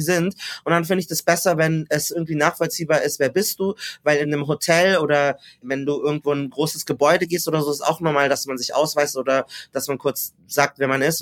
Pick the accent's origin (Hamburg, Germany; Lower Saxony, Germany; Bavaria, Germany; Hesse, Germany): Bavaria, Germany; Munich; Ich bin geboren und aufgewachsen in München